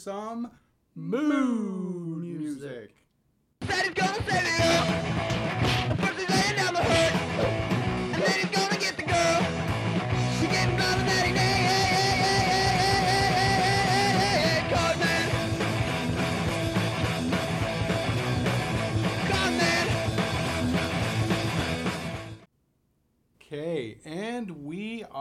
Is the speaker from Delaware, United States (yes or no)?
yes; Delaware, United States; moved away; And she's originally from Delaware, just like me.